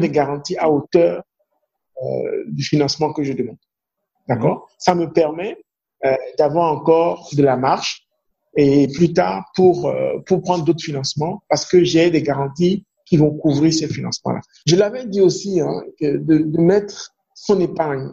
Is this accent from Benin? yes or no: yes; Ouidah, Atlantique, Benin; first language Fon; French is a second language; ma langue maternelle, ou bien ma langue, c'est le fond. Hein. Donc, je suis fond euh, mhm. de Ouida